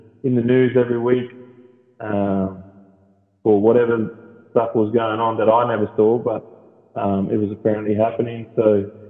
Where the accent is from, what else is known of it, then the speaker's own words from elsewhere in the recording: Darwin, Northern Territory, Australia; So I'm born and raised Darwin